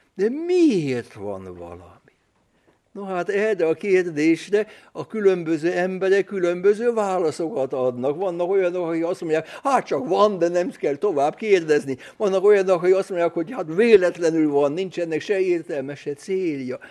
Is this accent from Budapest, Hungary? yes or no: yes; Budapest, Hungary; Budapesten születtem, Budapesten nevelkedtem